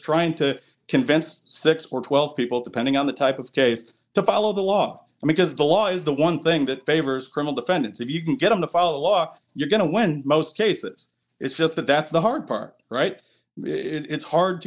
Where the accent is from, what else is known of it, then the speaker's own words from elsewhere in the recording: outside Detroit, between Detroit and Ann Arbor, Michigan, United States; moved away; I grew up about 30 minutes outside of Detroit, in between Detroit and Ann Arbor.